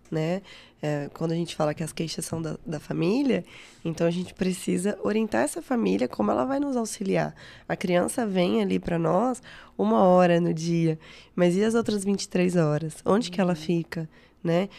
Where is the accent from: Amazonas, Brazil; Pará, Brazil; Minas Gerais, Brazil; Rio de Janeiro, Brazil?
Minas Gerais, Brazil; Uberaba; sou de Uberaba, fiz a federal